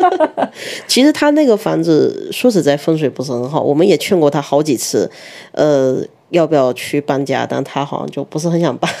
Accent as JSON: {"language": "Chinese", "region": "Fujian", "country": "China", "tie": "born or raised there", "said": "像我是福建的"}